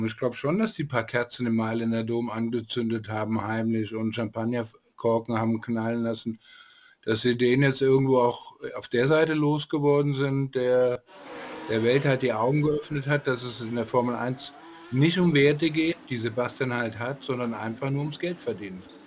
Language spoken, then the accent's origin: German; Frankfurt, Hesse, Germany; der kam mir als Frankfurter auch sehr bekannt vor.